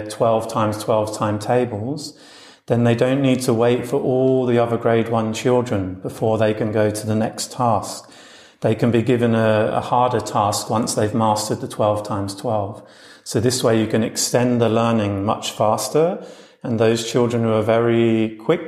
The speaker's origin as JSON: {"language": "English", "region": "London", "country": "United Kingdom", "also_born_or_lived": "Australia / United States", "moved": "as an adult", "lives_now": "Berlin, Germany", "said": "I previously lived and worked as a teacher in Australia, America and England, where I'm from London."}